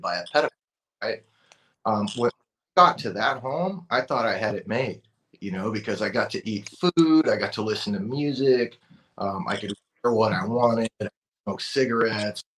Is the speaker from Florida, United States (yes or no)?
no; Oxnard, California, United States; I grew up in in Oxnard, California in the 90s